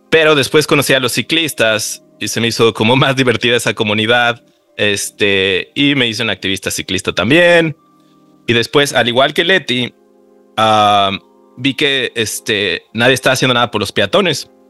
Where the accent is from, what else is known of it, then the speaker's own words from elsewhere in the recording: Mexico City, Mexico; yo eh, creciendo en la Ciudad de México siempre tomaba el transporte público para ir al béisbol, para ver a los amigos, para ir a ver a la familia, para ir a la escuela.